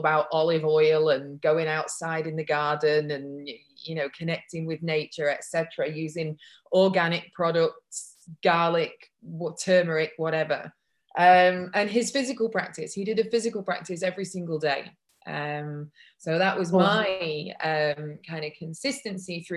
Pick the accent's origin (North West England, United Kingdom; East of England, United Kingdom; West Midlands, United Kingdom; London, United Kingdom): North West England, United Kingdom; Manchester; I was born in Manchester in England, but brought up in a very white community